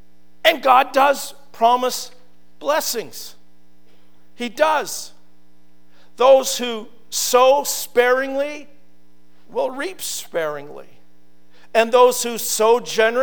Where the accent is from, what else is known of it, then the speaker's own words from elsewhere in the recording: Naughton, Ontario, Canada; in my hometown of Naughton